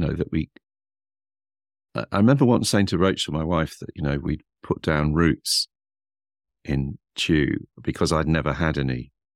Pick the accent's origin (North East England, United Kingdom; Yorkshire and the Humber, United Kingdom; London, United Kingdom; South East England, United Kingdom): North East England, United Kingdom; Sunderland; moved away; the Northeast, that culture, working class Northeast was where, that's, if people say to you, "Where are you from?" that's where I always think, that's, that's where I was formed.